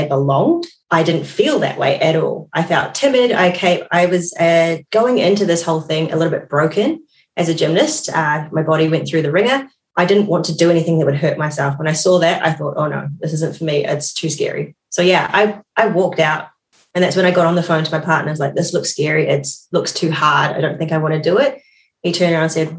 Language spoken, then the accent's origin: English; New Zealand; also born or lived in Suva, Fiji; I was born in Suva, Fiji. I moved to New Zealand with my single mum, very young age, 3 months, and I grew up in New Zealand.